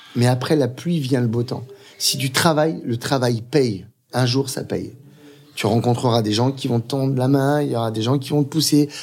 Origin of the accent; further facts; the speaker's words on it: Aubervilliers, Île-de-France, France; j'ai grandi à Aubervilliers pendant 14 ans